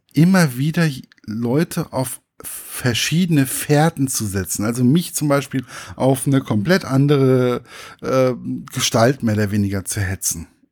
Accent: village near Giessen, Hesse, Germany; now in Giessen, Germany; Also ich lebe ja in Gießen, aber prinzipiell mhm. ähm, ist mein Heimatdorf ist nicht weit weg

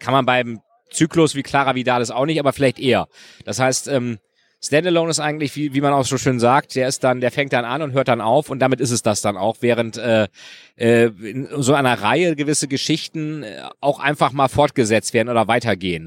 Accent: Lilienthal, Lower Saxony, Germany; also born or lived in Bremen; now in Berlin, Germany; Ich bin jetzt in Lilienthal bei Bremen aufgewachsen, aber in Bremen geboren und später wohnten wir auch in Bremen.

